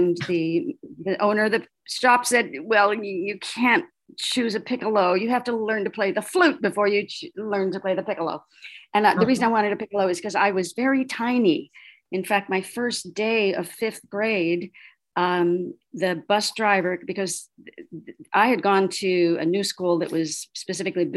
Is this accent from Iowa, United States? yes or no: yes; Iowa, United States; also born or lived in Denver, Colorado; I was born in Colorado. So we lived in Denver till I was five and then moved to Iowa